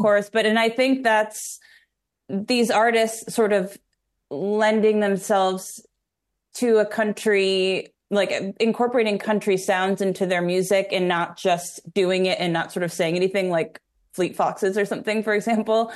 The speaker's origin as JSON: {"language": "English", "region": "New York", "country": "United States", "moved": "yes", "lives_now": "Nashville, United States", "said": "I'm from New York"}